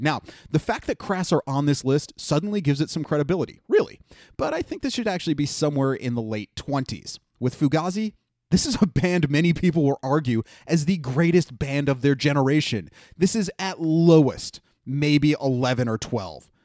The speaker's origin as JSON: {"language": "English", "town": "Cleveland", "region": "Ohio", "country": "United States", "tie": "born or raised there", "said": "My Hometown Underground Heroes"}